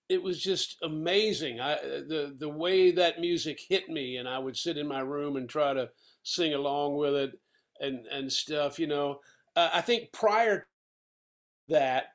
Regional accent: Asheville, North Carolina, United States; growing up at that time in the South, regional music was still very important. You know, the people in Asheville and that part of North Carolina

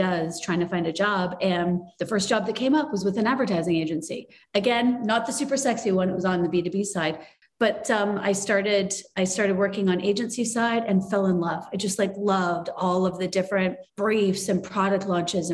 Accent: small towns in Ontario, Canada; I was born in Canada and I grew up in small towns in Ontario and Canada.

